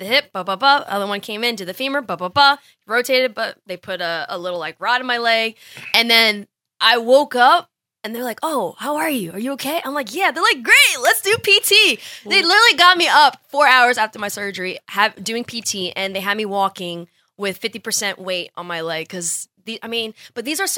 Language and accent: English; New Jersey, United States; also born or lived in Abington, Pennsylvania / Philadelphia, Pennsylvania; moved to Jersey and have been there till, like, obviously college